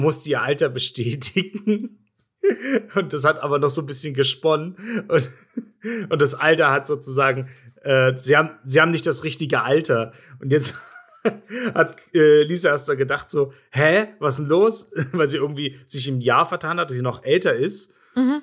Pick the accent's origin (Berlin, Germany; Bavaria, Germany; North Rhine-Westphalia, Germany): Bavaria, Germany; accent: Bavarian; also born or lived in eastern Germany; nachdem ich ein paar Jahre in Bayern gewohnt habe, also sagen wir so acht Jahre oder sowas, bin ich in, als Jugendlicher oder sechs Jahre, bin ich wieder in den Osten